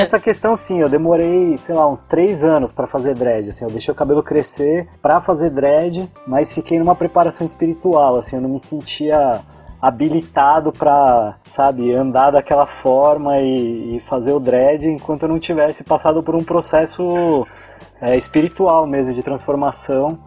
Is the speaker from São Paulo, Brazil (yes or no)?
yes; São Paulo, Brazil; moved away as an adult; also born or lived in Florianópolis, Brazil; eu só estudei lá, eu sou de São Paulo